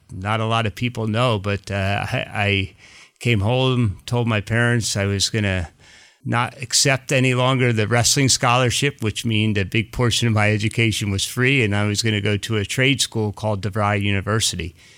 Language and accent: English; Pennsylvania, United States; also born or lived in New Jersey; I was born in New Jersey and then lived, you know, after four my, the rest of my life in Pennsylvania.